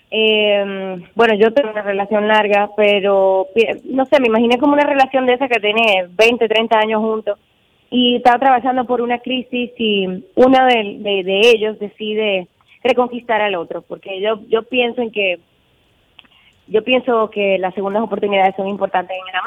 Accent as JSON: {"language": "Spanish", "country": "Dominican Republic", "said": "yo como dominicana al fin"}